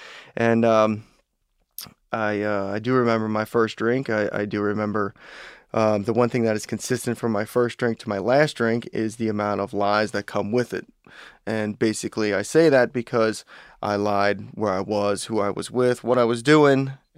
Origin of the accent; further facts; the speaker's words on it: Fort Thomas, Kentucky, United States; growing up in Fort Thomas, it is that town within a bubble.